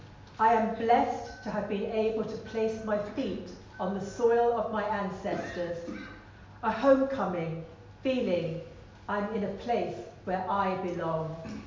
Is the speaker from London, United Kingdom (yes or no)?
yes; London, United Kingdom; I was born in London. Both my parents are Guyanese.